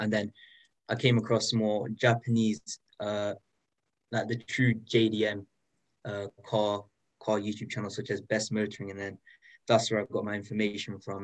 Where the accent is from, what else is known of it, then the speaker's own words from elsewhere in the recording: United Kingdom; I'm 15 and I'm from the United Kingdom